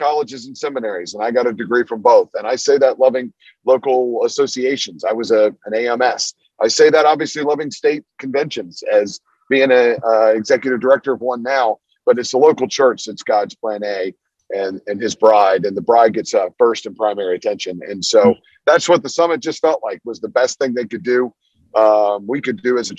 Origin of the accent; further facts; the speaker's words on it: Washington, District of Columbia, United States; now in North Carolina, United States; I grew up in Washington, D.C.